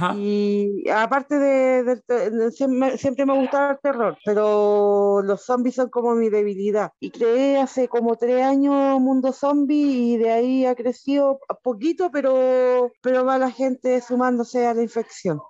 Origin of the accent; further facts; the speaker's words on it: Chile; Sí, yo soy chilena.